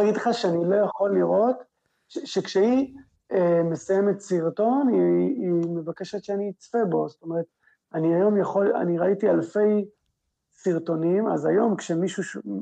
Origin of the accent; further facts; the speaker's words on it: Israel; אנחנו כישראלים